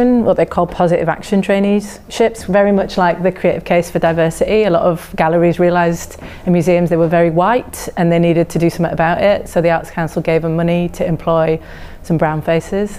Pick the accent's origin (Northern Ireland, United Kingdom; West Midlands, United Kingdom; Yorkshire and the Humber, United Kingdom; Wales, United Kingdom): Yorkshire and the Humber, United Kingdom; now in London, United Kingdom; I'm from West Yorkshire, very small town, not really an art scene at all, near Leeds